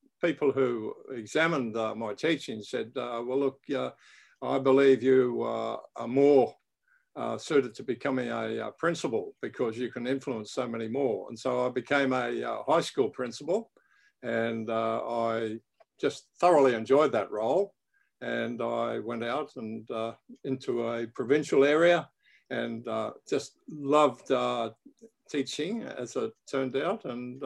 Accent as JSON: {"language": "English", "town": "Brisbane", "region": "Queensland", "country": "Australia", "tie": "born or raised there", "said": "I was born in Brisbane, Australia."}